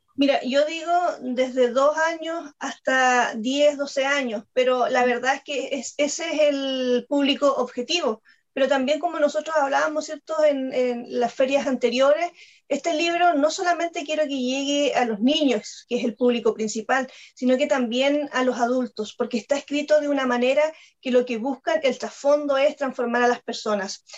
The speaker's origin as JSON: {"language": "Spanish", "country": "Chile", "said": "soy periodista y soy escritora chilena"}